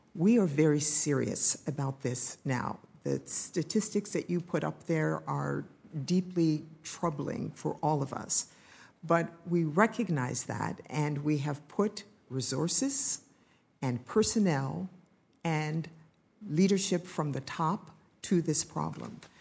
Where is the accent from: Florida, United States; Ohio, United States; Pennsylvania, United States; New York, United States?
Ohio, United States; moved away; I'm from Ohio